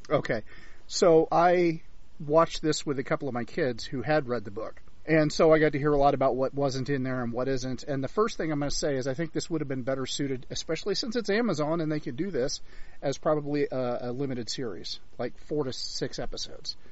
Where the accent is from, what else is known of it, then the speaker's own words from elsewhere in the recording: United States; as an American